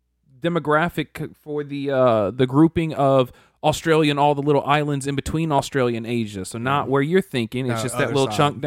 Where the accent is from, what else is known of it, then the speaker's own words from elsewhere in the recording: United States; I am American. I was born in America. I'm not Irish or anything else before me. I was born here.